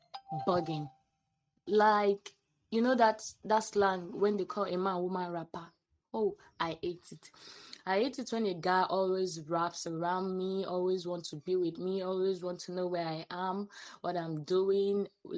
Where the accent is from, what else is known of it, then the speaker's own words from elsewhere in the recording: Ofatu, Enugu State, Nigeria; of Enugu State. Yeah, I'm proud to be an Ofatu babe. I'm from Ofatu.